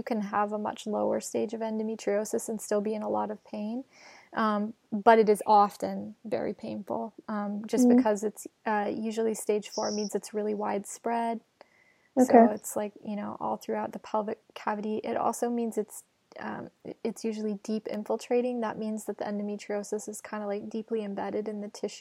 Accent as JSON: {"language": "English", "region": "Montana", "country": "United States", "moved": "yes", "said": "I lived in Montana. I'm from Montana."}